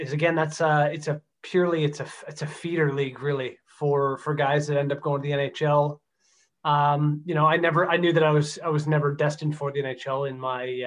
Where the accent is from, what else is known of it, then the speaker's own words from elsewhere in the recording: Stouffville, Ontario, Canada; It's my hometown.